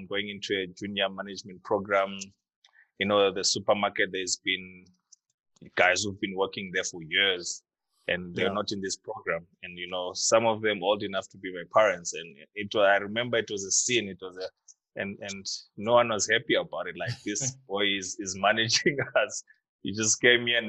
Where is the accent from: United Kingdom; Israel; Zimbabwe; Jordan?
Zimbabwe; Harare; moved away as an adult; also born or lived in Nyanga, Zimbabwe; now in Cape Town, South Africa; I was born in Harare, born in Nyanga, Zimbabwe, actually, but I grew up in Harare